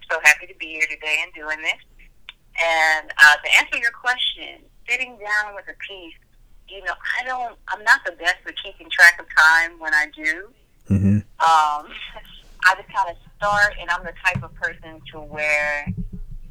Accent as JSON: {"language": "English", "town": "Houston", "region": "Texas", "country": "United States", "tie": "born or raised there", "also_born_or_lived": "Knoxville, Tennessee / Greensboro, North Carolina", "moved": "as an adult", "lives_now": "California, United States", "said": "I moved to Houston, Texas. So I consider myself to be from Houston. Houston is where I spent my adolescence."}